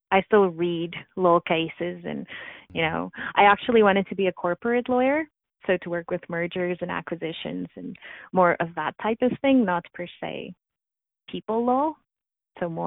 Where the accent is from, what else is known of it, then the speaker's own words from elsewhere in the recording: South Africa; moved away as an adult; now in Canada; I was born and raised in South Africa, so I immigrated to Canada actually a month ago. It would be 16 years.